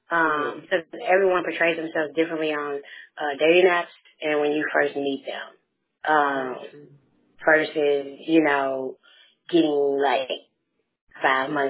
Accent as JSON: {"language": "English", "town": "Memphis", "region": "Tennessee", "country": "United States", "said": "I have a twin sister. Um, and I'm from Memphis, Tennessee."}